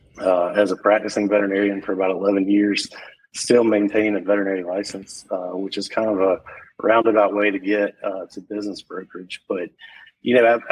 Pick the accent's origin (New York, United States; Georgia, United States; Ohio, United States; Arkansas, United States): Georgia, United States; Macon; I grew up in Macon, Georgia